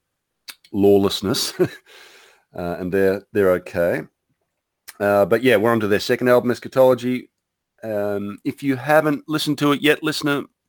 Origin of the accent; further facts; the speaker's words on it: Victoria, Australia; my home state of Victoria, is now in complete lockdown. I'm in regional Victoria